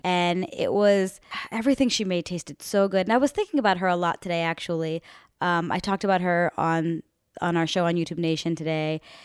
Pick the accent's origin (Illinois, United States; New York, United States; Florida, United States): Florida, United States; Miami; moved away; the girls that I grew up with back in Winston Park in Miami, Florida